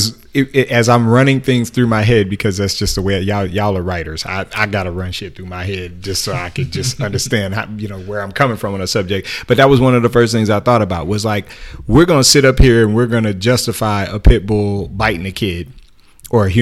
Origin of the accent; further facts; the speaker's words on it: Oakland, California, United States; I grew up in Oakland.